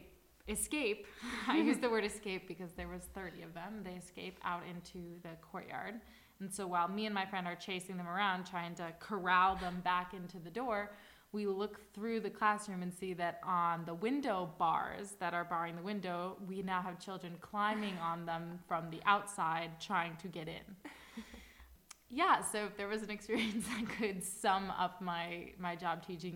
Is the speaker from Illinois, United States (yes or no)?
yes; Chicago, Illinois, United States; moved away as an adult; now in Madrid, Spain; And I'm from Chicago in the United States.